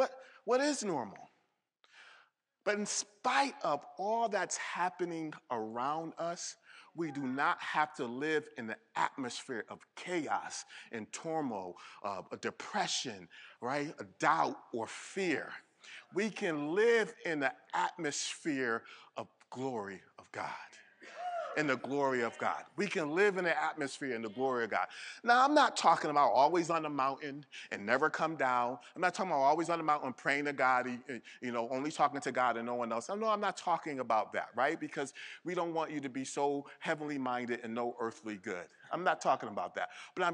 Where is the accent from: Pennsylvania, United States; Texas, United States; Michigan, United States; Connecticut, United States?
Connecticut, United States; now, if you know where I came from, I came from Connecticut.